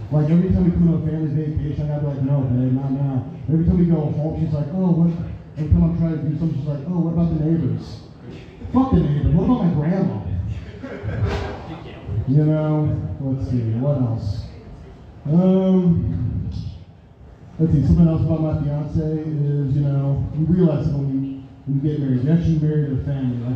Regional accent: Wisconsin, United States; I'm originally from Wisconsin.

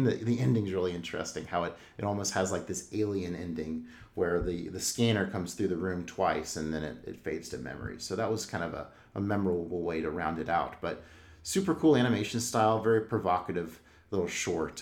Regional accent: United States; being an American, we were very much brought up to be pro-military

